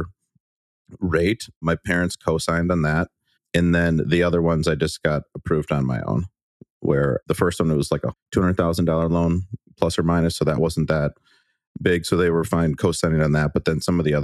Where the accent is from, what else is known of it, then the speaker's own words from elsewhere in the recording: Waukesha, Wisconsin, United States; I'm from the Milwaukee area. So I grew up in a city called Waukesha, Wisconsin